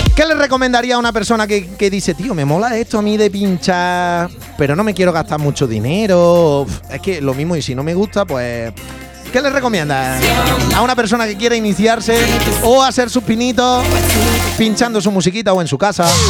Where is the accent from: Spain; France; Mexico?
Spain; Andalusia; somos los andaluces